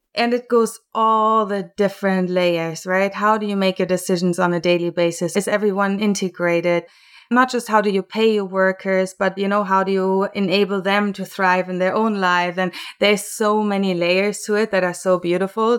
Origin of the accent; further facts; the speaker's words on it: Germany; moved away as an adult; now in Vancouver, Canada; I was born and raised in Germany and then came over to Canada